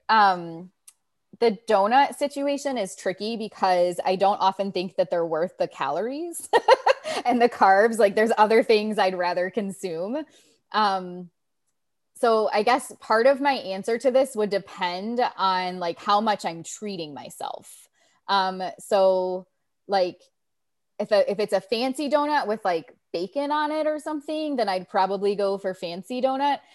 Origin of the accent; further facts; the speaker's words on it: Ohio, United States; moved away; I'm from Ohio